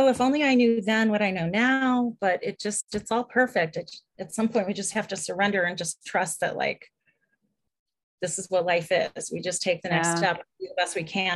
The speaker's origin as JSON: {"language": "English", "region": "Minnesota", "country": "United States", "said": "I'm from Minnesota. I'm a girl from Minnesota"}